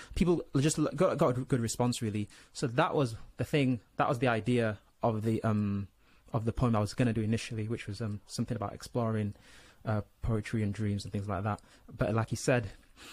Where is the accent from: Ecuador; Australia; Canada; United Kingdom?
United Kingdom; Leeds, Yorkshire and the Humber; also born or lived in Nigeria / Saudi Arabia; being born in Nigeria, growing up in Saudi, and then, you know, mainly growing up in, you know, Leeds, West Yorkshire